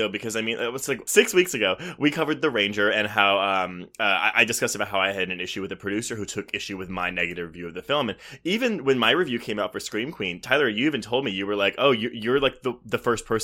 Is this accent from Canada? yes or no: yes; Canada; well, as a Canadian, I feel that.